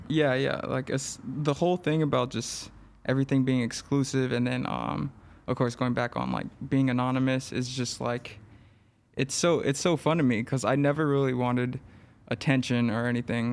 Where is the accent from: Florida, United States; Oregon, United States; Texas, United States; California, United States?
California, United States; Los Angeles; I grew up in East L